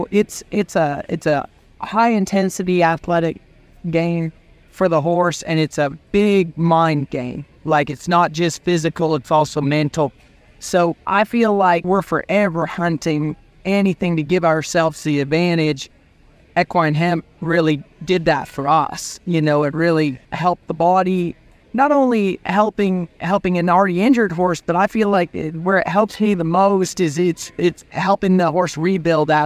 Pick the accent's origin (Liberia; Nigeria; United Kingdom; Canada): Canada; moved away as an adult; now in Texas, United States; where I grew up in Canada